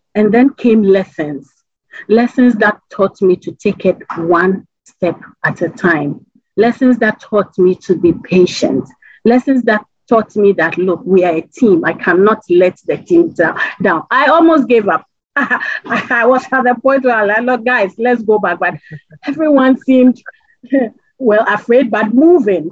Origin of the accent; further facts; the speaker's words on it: Ghana; as a Ghanaian